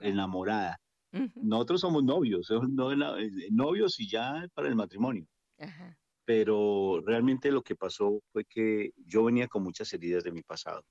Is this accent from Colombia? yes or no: yes; Colombia; moved away; nosotros somos psicólogos titulados de Colombia